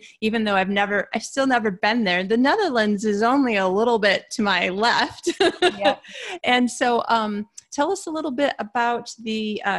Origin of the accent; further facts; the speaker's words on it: Michigan, United States; now in Sweden; See, that's another reason I knew I would like you, because we're fellow Midwesterners. I'm from Michigan.